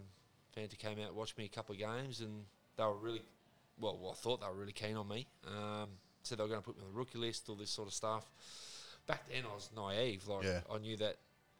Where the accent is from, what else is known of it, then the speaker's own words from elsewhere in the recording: Morphett Vale, South Australia, Australia; I grew up in Morpher Vale